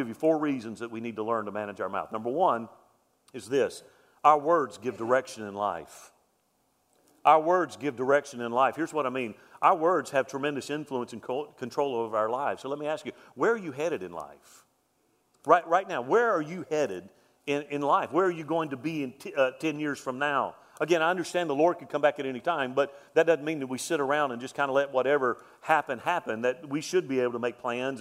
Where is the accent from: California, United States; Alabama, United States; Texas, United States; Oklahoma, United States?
Alabama, United States; Mobile; When I was a kid, I grew up in West Mobile, Alabama